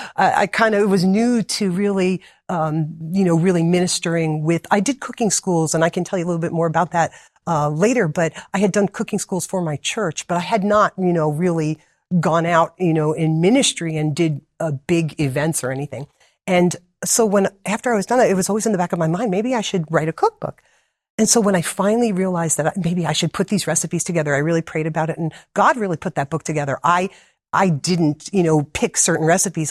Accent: New Jersey, United States; moved away as an adult; now in Wildwood, Georgia, United States; originally, I'm from New Jersey, born and raised there

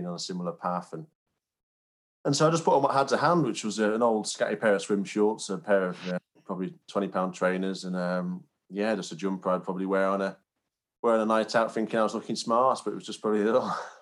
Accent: Cumbria, North West England, United Kingdom; also born or lived in York; I grew up in Cumbria, so quite a rural area, and very close to the Lake District.

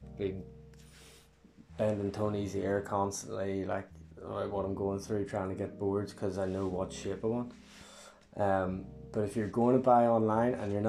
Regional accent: Banbridge, Northern Ireland, United Kingdom; I'm from Banbridge.

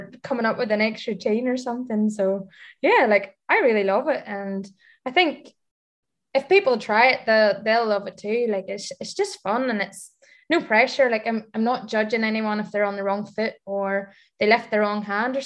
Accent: Ireland; moved away as an adult; now in Dubai, United Arab Emirates; being an Irish expat coming out to Dubai

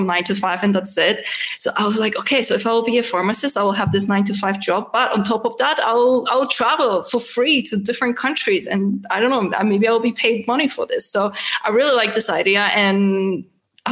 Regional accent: Gdynia, Pomeranian Voivodeship, Poland; English is a second language; moved away as an adult; now in Vienna, Austria; I was born in Gdynia, which is a part of Metropole, northern Metropole

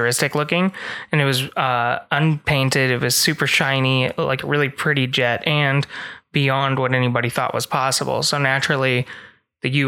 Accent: Las Vegas, Nevada, United States; I grew up in Las Vegas

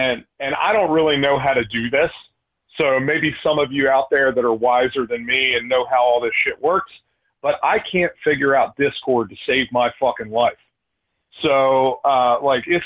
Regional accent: right outside of Philadelphia, Pennsylvania, United States; I grew up right outside of Philadelphia. I'm from the East Coast

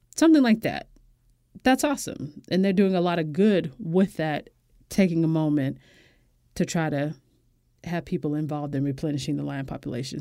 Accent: United States; as an American woman and as a black woman

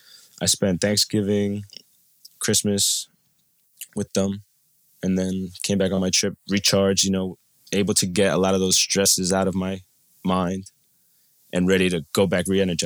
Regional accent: Colombia; So my family, I'm from Colombia, and my biological father lives in Cali.

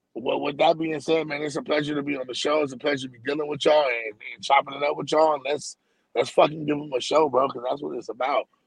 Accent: San Diego, California, United States; I'm from San Diego, California

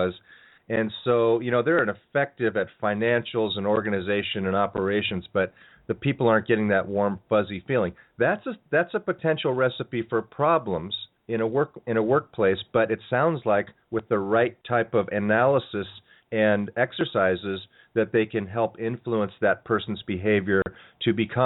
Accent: California, United States; I'm from California here

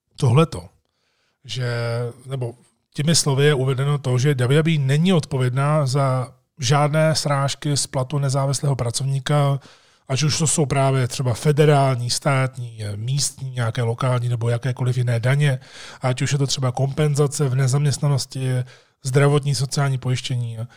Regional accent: Jičín, Hradec Králové Region, Czechia; moved away as an adult; also born or lived in Prague; jsem plynule přešel ze svého rodného města Vyčíně do Prahy

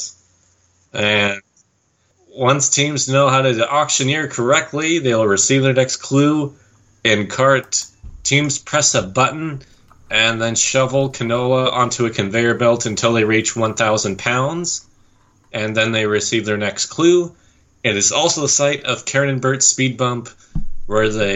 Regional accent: Vernon, British Columbia, Canada; I'm from Vernon.

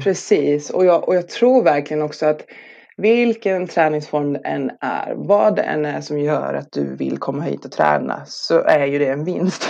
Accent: Norrland, Sweden; moved away; also born or lived in Skåne; jag är själv norrlänning

